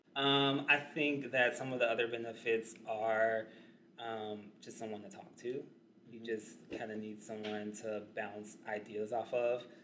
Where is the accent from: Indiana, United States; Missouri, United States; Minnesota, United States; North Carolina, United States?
Missouri, United States; St. Louis; moved away as an adult; now in Chicago, United States; I am from St. Louis. Um, and a lot of my family, and even some of my long term friends um, that I grew up with in St. Louis